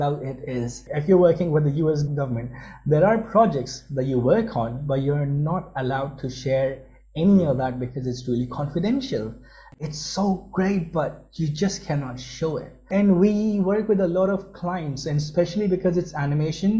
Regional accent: Pakistan; moved away as an adult; also born or lived in United Kingdom; I was born and raised in Pakistan, and for my education, I traveled to UK

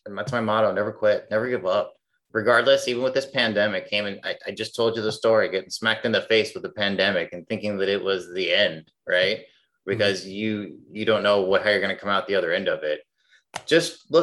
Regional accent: Illinois, United States; now in Phoenix, United States; I'm originally from Illinois. I live in Phoenix now

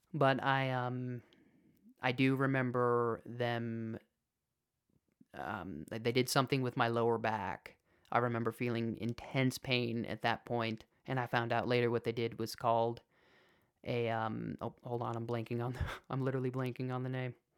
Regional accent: Chicago, Illinois, United States; I was born in Chicago

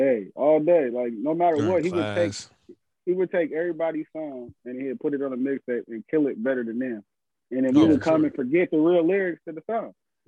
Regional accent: West Coast, United States; because of the era I grew up in, being on the West Coast

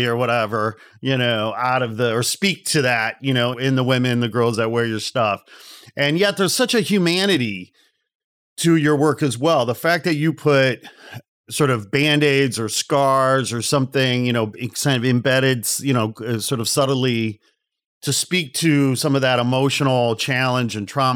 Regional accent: the Midwest outside Chicago, Illinois, United States; I'm from the Midwest outside Chicago

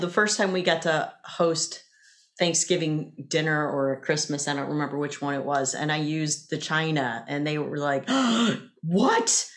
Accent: the South, United States; 'cause I grew up in the South too

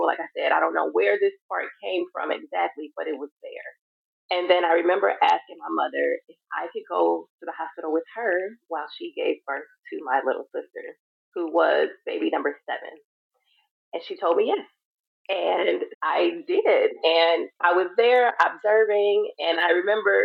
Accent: Chicago, Illinois, United States; I am from Chicago, and that's where I currently reside as well.

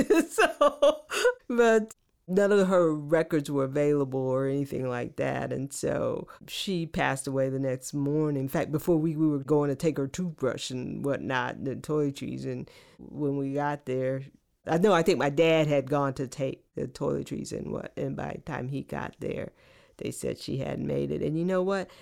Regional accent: Oakland, California, United States; my journey growing up in the San Francisco, Oakland Bay area

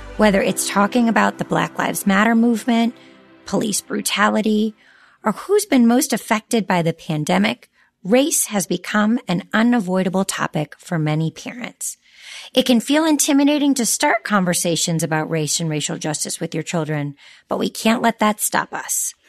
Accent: the South, United States; I was raised in the South and went to public schools

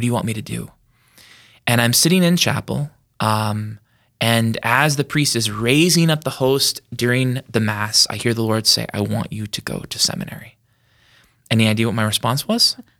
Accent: Yankton, South Dakota, United States; born and raised in Yankton, South Dakota

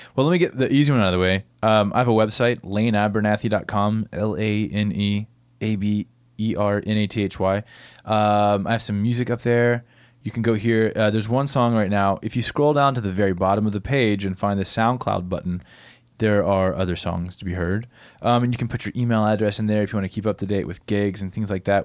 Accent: Bell Buckle, Tennessee, United States; I grew up in Bellbuckle, Tennessee, f, this really country town. middle of Tennessee

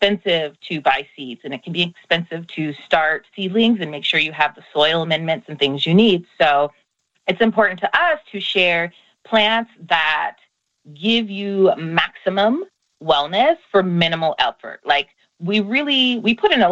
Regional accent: Iowa, United States; moved away as an adult; now in Los Angeles, United States; I grew up in a farming community. I'm originally from Iowa, here in the United States, in the Midwest

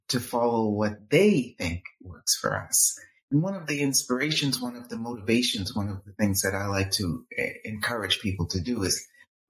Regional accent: Boston, Massachusetts, United States; I was born and raised in Boston, Massachusetts

